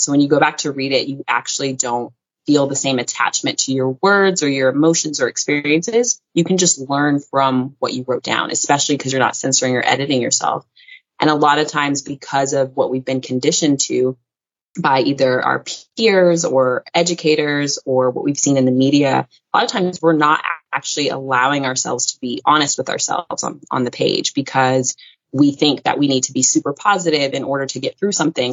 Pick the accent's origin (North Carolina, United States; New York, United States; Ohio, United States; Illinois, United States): North Carolina, United States; also born or lived in Salt Lake City, Utah / Virginia / Washington, District of Columbia, United States; now in Bali, Indonesia; I grew up in North Carolina, and that's where I was raised but I was born in Salt Lake City, Utah